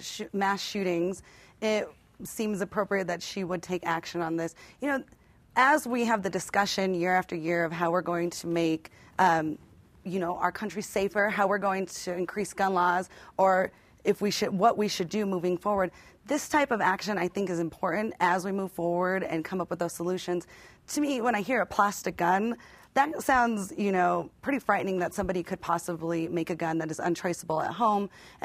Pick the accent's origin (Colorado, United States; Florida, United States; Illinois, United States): Colorado, United States; Denver; growing up in Denver